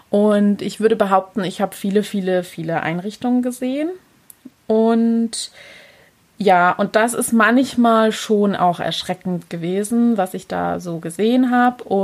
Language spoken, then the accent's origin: German; Pforzheim, Baden-Württemberg, Germany; aber genau, ich komme aus der Pforzheimer Gegend.